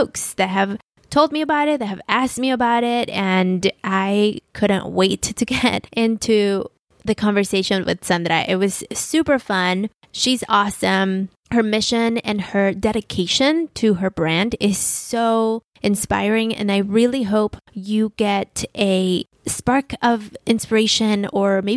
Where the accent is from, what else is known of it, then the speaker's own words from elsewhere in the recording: Mexico City, Mexico; moved away as an adult; also born or lived in Midwest; now in San Diego, United States; I'm not a Chicana because I grew up in Mexico